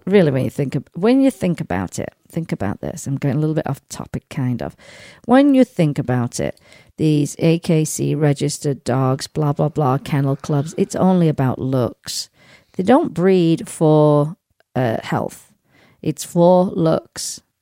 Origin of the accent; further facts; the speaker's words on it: United Kingdom; now in United States; I'm a British subject. So I use my British passport